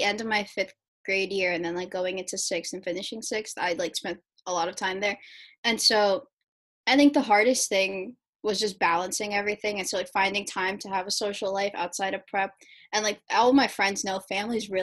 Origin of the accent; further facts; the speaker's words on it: New York City, New York, United States; I grew up in the Lower East Side, which was predominantly Latinx and Black.